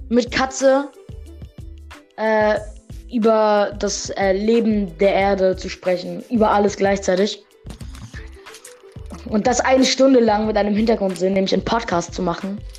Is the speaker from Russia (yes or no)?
yes; Russia; now in Germany; klar, ich bin ja in einem armen Land aufgewachsen. Ich komme ja aus Russland